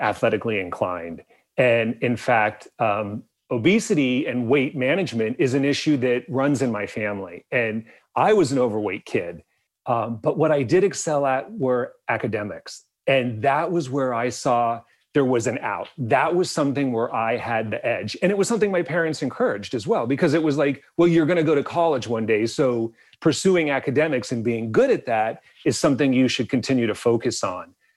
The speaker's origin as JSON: {"language": "English", "town": "Bisbee", "region": "Arizona", "country": "United States", "tie": "born or raised there", "said": "I grew up in a small Mexican border town in the southeast corner of the state of Arizona."}